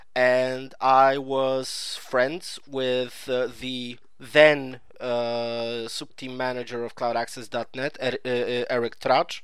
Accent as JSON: {"language": "English", "country": "Poland", "said": "I'm from Poland."}